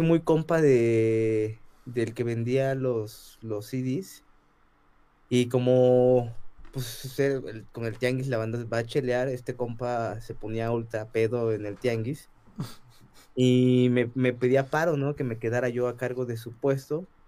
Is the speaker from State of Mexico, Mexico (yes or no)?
yes; Ciudad Nezahualcóyotl, State of Mexico, Mexico; yo crecí en el Estado de México, soy de Ciudad Nezahualcóyotl